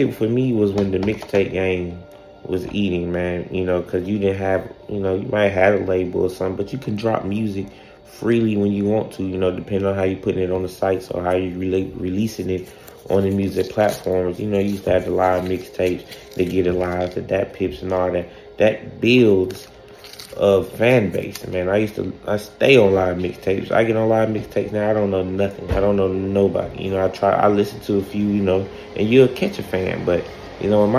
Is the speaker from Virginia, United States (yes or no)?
no; Atlanta, Georgia, United States; me growing up in Atlanta